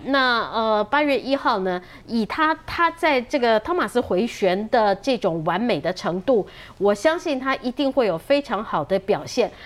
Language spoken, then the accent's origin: Chinese; Taiwan; 我们台湾人